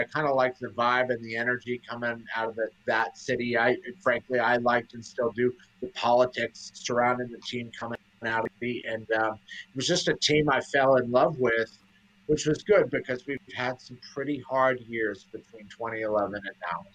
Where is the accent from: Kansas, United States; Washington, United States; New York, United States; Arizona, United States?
Arizona, United States; also born or lived in Los Angeles, California; now in Dallas, United States; I was born in Los Angeles and raised in Arizona